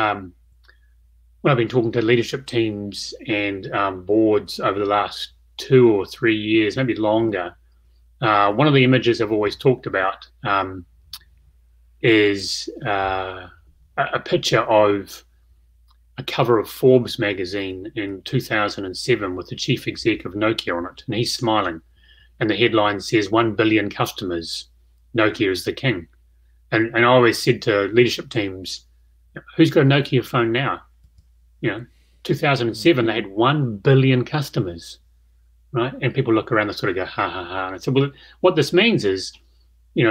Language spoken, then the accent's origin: English; Christchurch, Canterbury, New Zealand; I'm from Christchurch